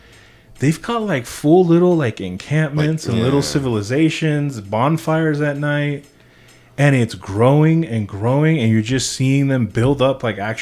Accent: Venezuela; born there; I'm saying I was born in Venezuela.

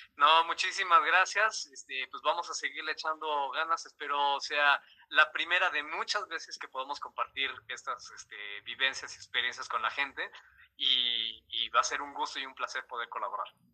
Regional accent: Mexico; siendo el primer mexicano amputado en, en hacerlo aquí en México

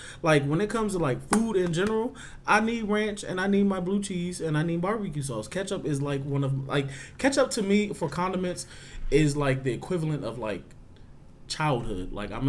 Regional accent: Clinton, Maryland, United States; I hail from Prince George's County, Maryland, Clinton, to be exact. Ugh. I am 27.

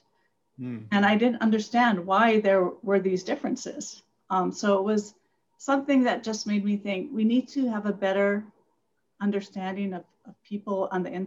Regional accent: Hawaii, United States; moved away; also born or lived in Asia / Micronesia; I grew up in Hawaii

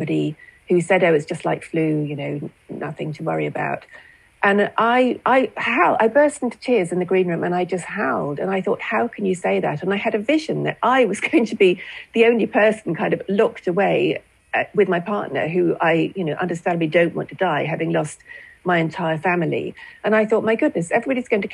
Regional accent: United Kingdom; as a Brit

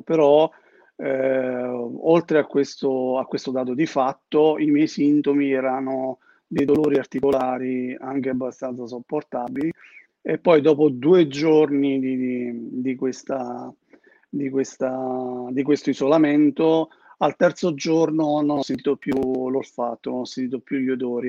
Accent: Termoli, Molise, Italy; moved away as an adult; now in Modena, Italy; io vivo a Modena, ma sono molisano. E lui vive a Termoli, che è il mio paese, in Molise

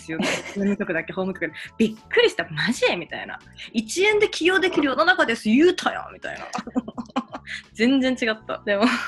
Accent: Tokyo, Japan; 私3月生まれなんですよで東京出身なんです

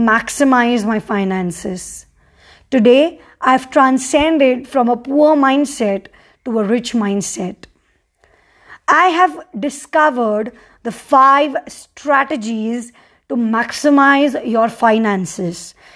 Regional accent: Mumbai, Maharashtra, India; moved away as an adult; now in Sikkim, India; I've born and brought up in Mumbai

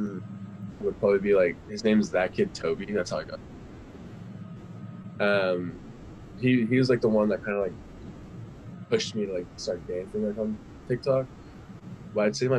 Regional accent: California, United States; I was born in California on May 30th, 2003. I've lived in the same house my whole life

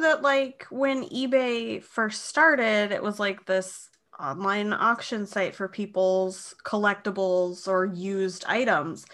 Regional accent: Moorhead, Minnesota, United States; moved away; my hometown of Moorhead, Fargo Moorhead.

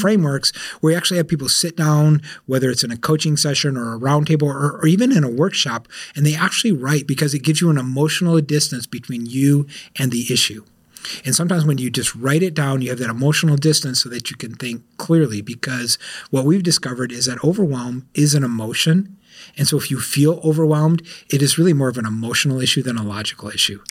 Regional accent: South Florida, United States; I'm from South Florida

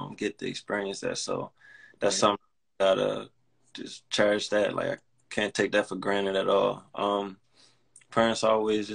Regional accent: Baltimore, Maryland, United States; I'm from Baltimore, Maryland

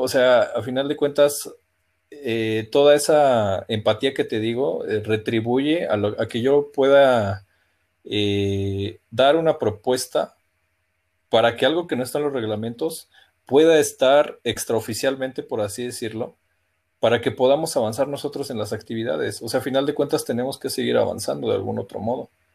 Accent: Mexico; como buenos mexicanos

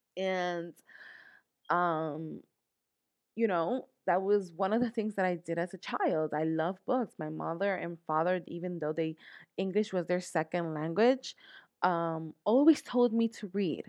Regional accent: New York, United States; moved away as an adult; now in Pennsylvania, United States; I was born, born and raised here in New York, in the Bronx, New York. I grew up in the Bronx

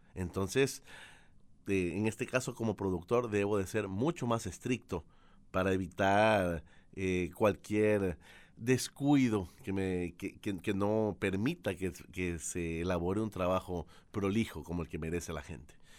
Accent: Ecuador; also born or lived in Argentina; Yo vivo en Guayaquil, Ecuador. Soy ecuatoriano

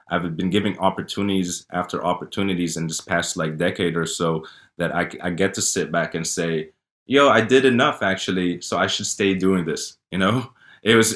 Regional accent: Saudi Arabia; born there; You know, I was born in Saudi Arabia. I've done Hajj.

